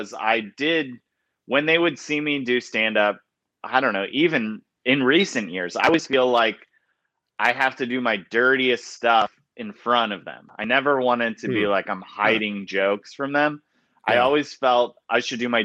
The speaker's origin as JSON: {"language": "English", "town": "Elkhart", "region": "Indiana", "country": "United States", "tie": "born or raised there", "said": "Indiana, northern Indiana, a town called Elkhart, which is near South Bend"}